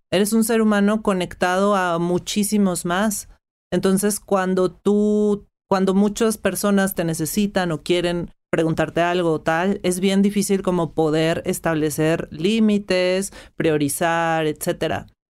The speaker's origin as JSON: {"language": "Spanish", "country": "Mexico", "first_language": "Spanish", "said": "yo soy mexicana, he hablado español, aprendí inglés en una escuela primaria"}